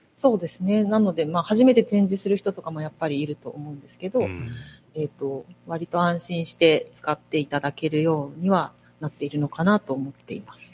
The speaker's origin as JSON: {"language": "Japanese", "region": "Fukuoka", "country": "Japan", "tie": "born or raised there", "also_born_or_lived": "Beppu", "moved": "as an adult", "lives_now": "Sapporo, Japan", "said": "出身福岡でずっと福岡で育ったんですけど"}